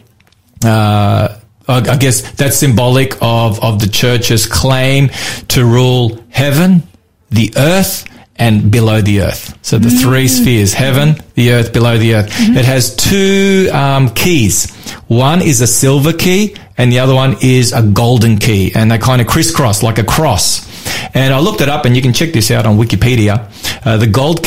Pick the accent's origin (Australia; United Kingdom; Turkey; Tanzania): Australia; I'm an Aussie